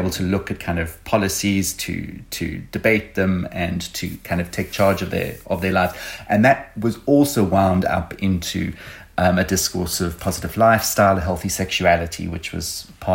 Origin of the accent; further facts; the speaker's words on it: Johannesburg, Gauteng, South Africa; So I'm from Johannesburg in South Africa